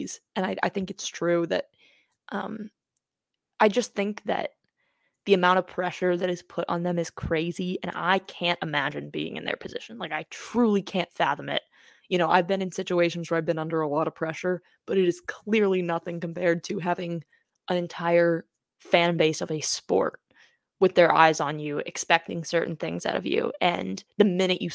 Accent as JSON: {"language": "English", "town": "Boston", "region": "Massachusetts", "country": "United States", "tie": "born or raised there", "said": "my hometown team."}